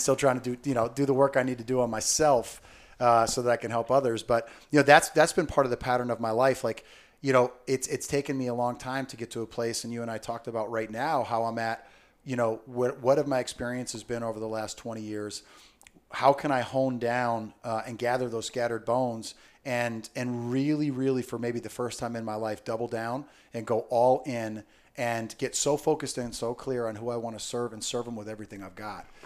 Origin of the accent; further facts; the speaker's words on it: Southern Connecticut, United States; I grew up in Southern Connecticut